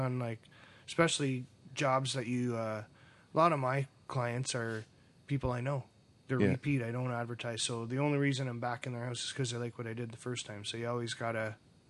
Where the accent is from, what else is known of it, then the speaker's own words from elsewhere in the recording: Toronto, Ontario, Canada; remember where I grew up in Toronto, so if we're building a deck in a backyard, it's row housing, right?